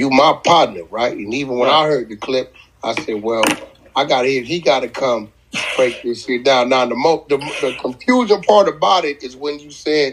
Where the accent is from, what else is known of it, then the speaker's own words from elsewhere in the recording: Boston, Massachusetts, United States; moved away; also born or lived in Atlanta; In Boston Roxbury